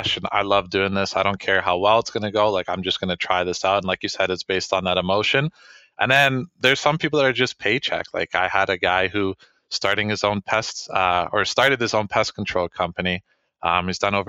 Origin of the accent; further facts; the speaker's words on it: Waterloo, Ontario, Canada; I'm from Waterloo